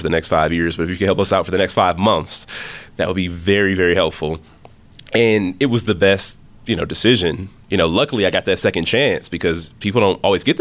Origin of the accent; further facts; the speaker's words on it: Milwaukee, Wisconsin, United States; also born or lived in Alabama; born and raised in the city of Milwaukee